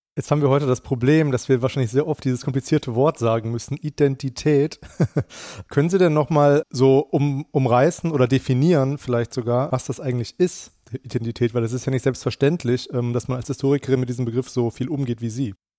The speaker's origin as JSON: {"language": "German", "town": "Frankfurt", "region": "Hesse", "country": "Germany", "tie": "born or raised there", "said": "wir Hessen"}